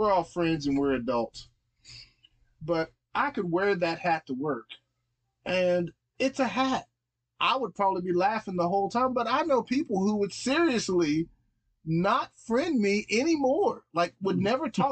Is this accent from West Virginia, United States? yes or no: yes; West Virginia, United States; born or raised there